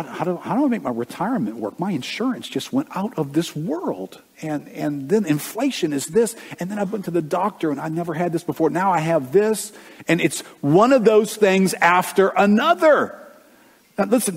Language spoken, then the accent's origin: English; United States; us as Americans